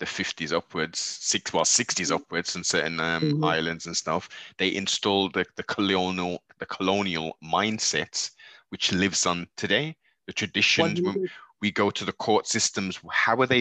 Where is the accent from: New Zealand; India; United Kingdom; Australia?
United Kingdom; Do we as British people dislike German people?